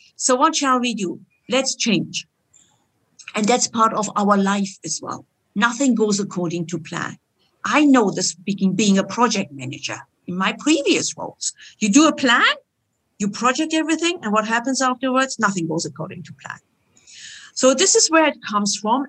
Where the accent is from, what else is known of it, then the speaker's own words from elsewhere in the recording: Germany; moved away as an adult; also born or lived in Istanbul, Turkey; now in Switzerland; My origin is Turkish, and I grew up in Germany, like any other Turkish person